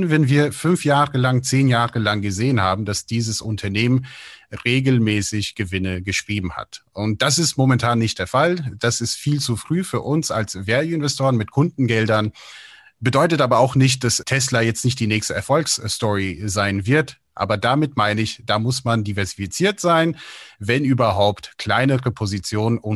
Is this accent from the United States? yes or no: yes; United States; Ich bin ja selber in den USA aufgewachsen, habe auch viel Kontakt zu meinen Freunden